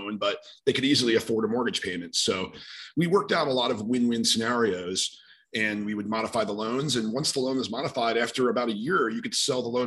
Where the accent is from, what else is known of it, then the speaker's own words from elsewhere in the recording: New York City, New York, United States; also born or lived in Rochester, New York; I'm from the New York City area